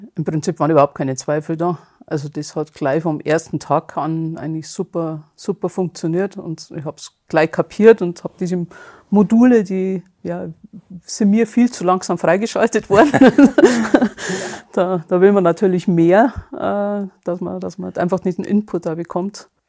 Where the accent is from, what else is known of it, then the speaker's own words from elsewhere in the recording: Bad Feilnbach, Bavaria, Germany; komme aus der Nähe von südlich von München, äh, Bad Feilenbach heißt es. Okay. Genau. Also Bayern.